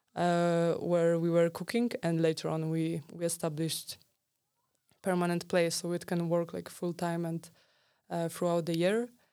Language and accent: English; Poland; I'm from Poland.